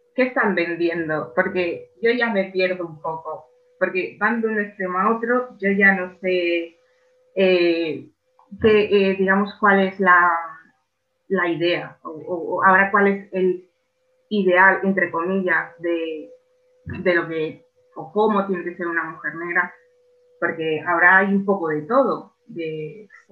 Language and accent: Spanish; Spain; yo soy española